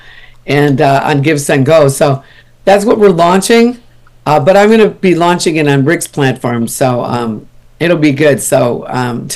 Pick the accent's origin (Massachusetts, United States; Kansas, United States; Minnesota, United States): Minnesota, United States; also born or lived in Texas; now in California, United States; I'm from Minnesota originally